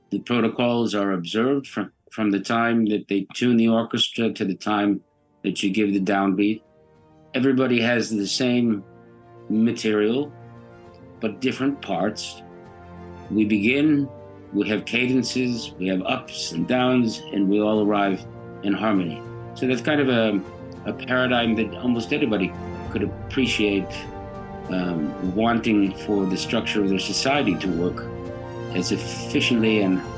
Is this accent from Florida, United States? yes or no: no; Buffalo, New York, United States; now in St. Petersburg, United States; No, I'm originally from New York, from Buffalo, New York.